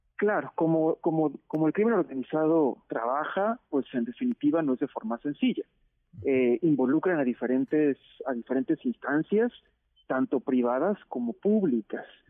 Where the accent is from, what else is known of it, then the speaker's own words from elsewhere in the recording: Mexico; nosotros como mexicanos y mexicanas